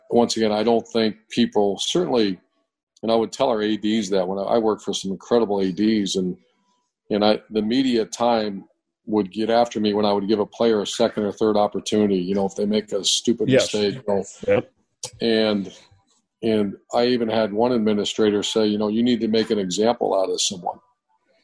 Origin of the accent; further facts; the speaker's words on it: Cleveland, Ohio, United States; moved away; also born or lived in Pittsburgh, Pennsylvania; I grew up in Cleveland area, in Cleveland and Pittsburgh, that whole northeastern Ohio, western PA area